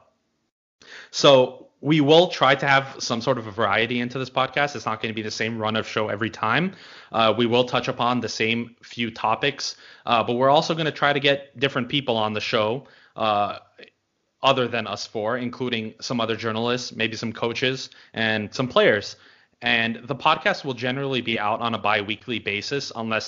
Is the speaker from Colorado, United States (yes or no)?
no; Los Angeles, California, United States; I hail from Los Angeles, California, like many Armenians